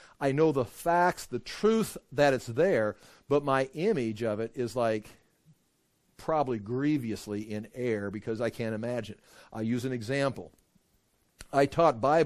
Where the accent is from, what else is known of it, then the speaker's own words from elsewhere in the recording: United States; I'm an American